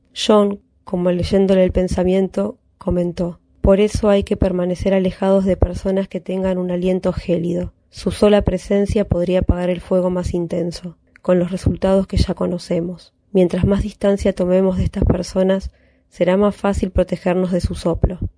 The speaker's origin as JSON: {"language": "Spanish", "region": "Buenos Aires", "country": "Argentina", "said": "soy de Barracas, ciudad autónoma de Buenos Aires"}